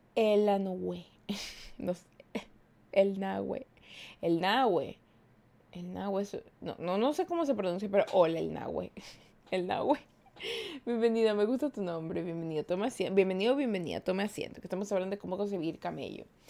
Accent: Ecuador; yo soy de Ecuador

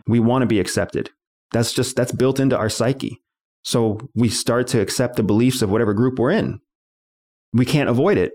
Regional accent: United States; I was born in this country

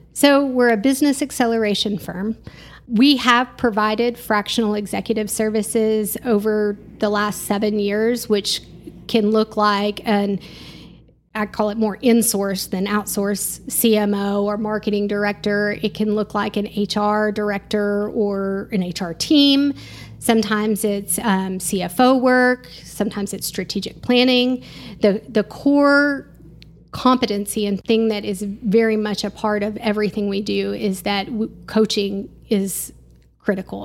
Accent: Garland, Texas, United States; moved away as an adult; also born or lived in Canyon, Texas; now in Amarillo, United States; The Dallas-Fort Worth area

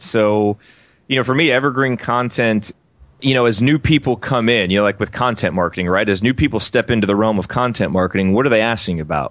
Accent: Bloomington, Indiana, United States; I grew up in Indiana and in Bloomington

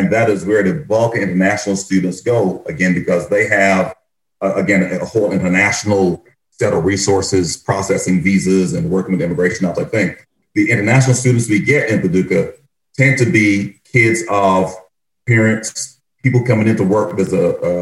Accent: Barbados; moved away; my experience growing up in Barbados

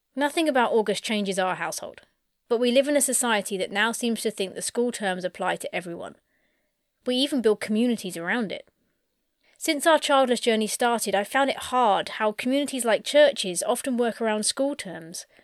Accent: United Kingdom; I'm British

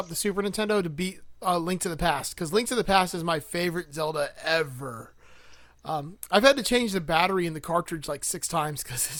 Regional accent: Miami, Florida, United States; I'm born and raised in Miami.

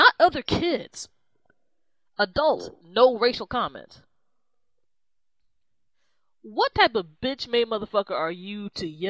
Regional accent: Maryland, United States; this is my home state.

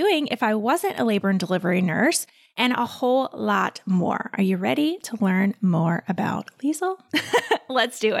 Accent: North Carolina, United States; also born or lived in Mount Holly, New Jersey; I moved down to North Carolina when I was like 3 or 4, I think. So I pretty much say I'm from North Carolina because I went to kindergarten here.

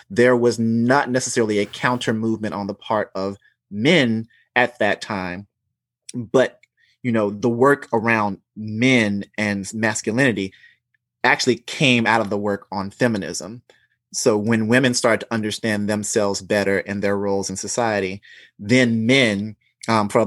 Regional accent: the South, United States; growing up in the South and knowing men who had to or be a certain way.

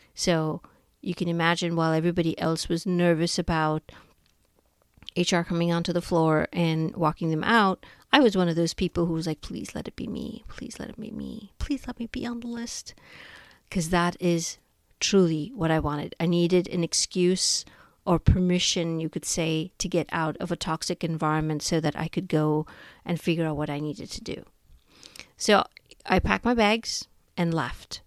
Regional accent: India; moved away as an adult; now in United States; I was born and raised in India

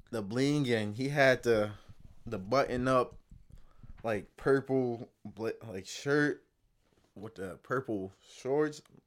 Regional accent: Palm Beach, Florida, United States; I'm from Palm Beach

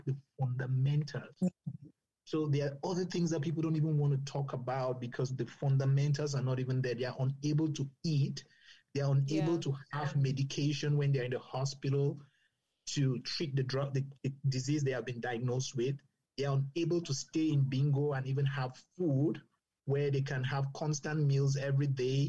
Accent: Cameroon; moved away; I grew up in Cameroon.

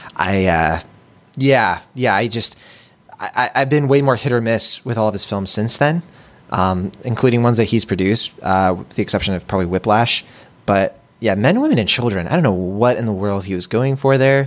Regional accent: Puerto Rico; now in California, United States; Puerto Rico, um, where I'm from

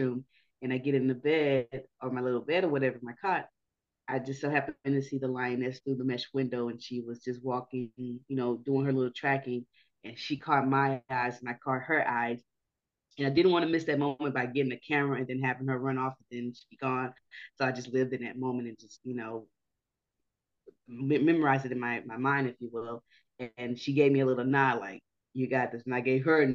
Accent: Houston, Texas, United States; From the great state of Texas. I'm from Houston.

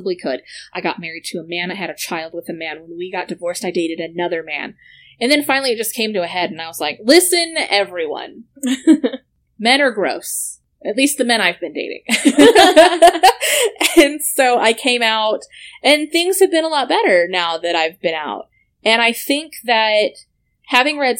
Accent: Arizona, United States; we're from Arizona

